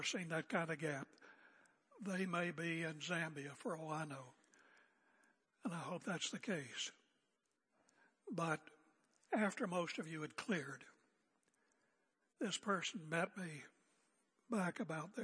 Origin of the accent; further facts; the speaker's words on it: United States; now in Oregon, United States; my American heritage